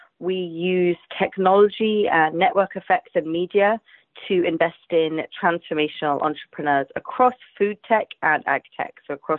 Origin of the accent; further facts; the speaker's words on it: London, United Kingdom; also born or lived in Asia; I'm from London, England.